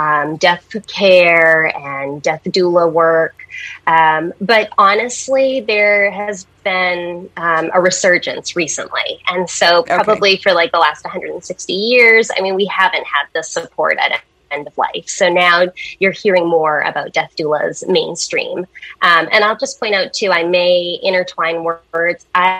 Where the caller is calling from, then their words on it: Maine, United States; I'm in Maine, Eastern Maine.